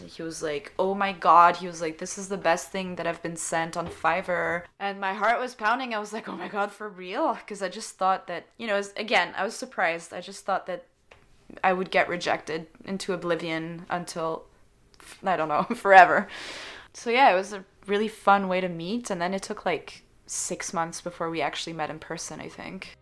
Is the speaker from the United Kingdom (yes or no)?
no; Switzerland; first language French; English is a second language; moved away as an adult; now in Montreal, Canada; growing up in Switzerland.